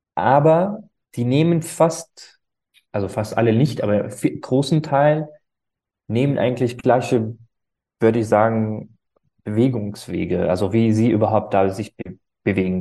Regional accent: Syria; now in Berlin, Germany; ich bin ursprünglich aus Syrien

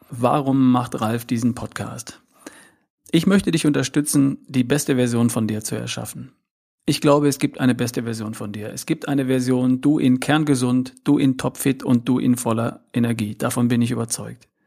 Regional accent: North Rhine-Westphalia, Germany; keinen schwäbischen Akzent habe, dann liegt das daran, dass ich aus Ostwestfalen komme. Also ich bin geboren irgendwo in der Nähe zwischen Hannover und Bielefeld am Wiengebirge, um genau zu sein.

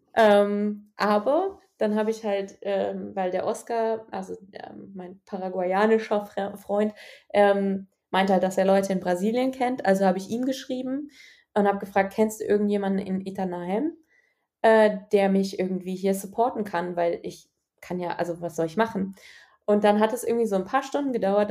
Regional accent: Germany; aus Deutschland

